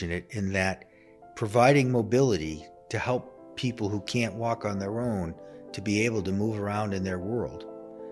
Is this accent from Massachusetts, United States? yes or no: yes; outside of Boston, Massachusetts, United States; moved away; also born or lived in Philadelphia; I grew up outside of Boston